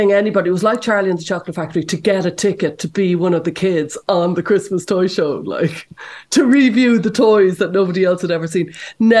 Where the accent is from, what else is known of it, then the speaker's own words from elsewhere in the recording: Ireland; Sure, I'm Irish.